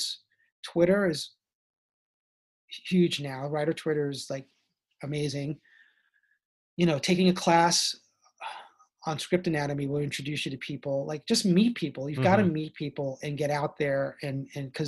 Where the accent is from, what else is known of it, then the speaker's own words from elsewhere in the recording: Jersey City, New Jersey, United States; moved away; also born or lived in New York / Boston; I grew up in Jersey City, New Jersey